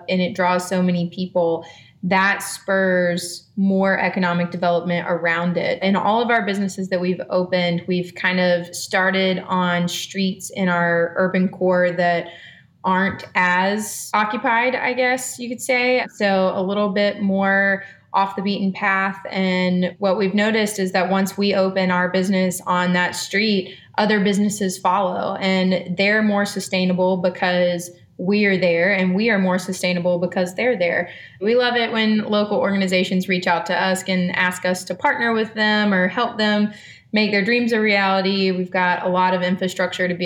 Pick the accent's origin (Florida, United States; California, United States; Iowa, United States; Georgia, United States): Georgia, United States; Macon; I am from Macon, born and raised. I went to school here, K through 12.